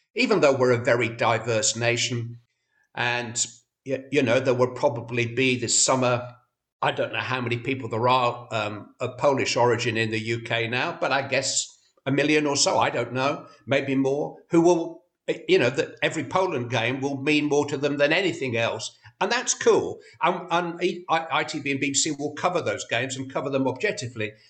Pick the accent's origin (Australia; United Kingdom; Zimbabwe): United Kingdom; Bury, North West England; I'm from Bury.